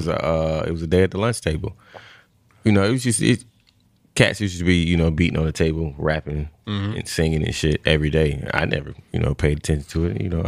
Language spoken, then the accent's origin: English; Atlanta, Georgia, United States; also born or lived in Savannah, Georgia; I'm from Savannah. I was born in Savannah, but I moved to Atlanta when I was like 5.